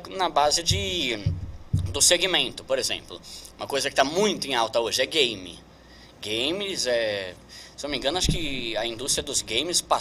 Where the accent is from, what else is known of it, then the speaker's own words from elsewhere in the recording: São Paulo, Brazil; now in Osasco, Brazil; Assim, eu sou de São né? Paulo, aí eu me casei faz, vai fazer três anos, né?